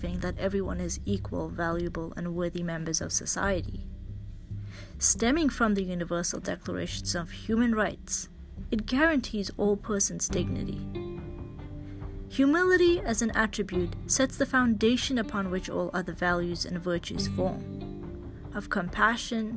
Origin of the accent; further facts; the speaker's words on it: Canada; I'm a Canadian medical student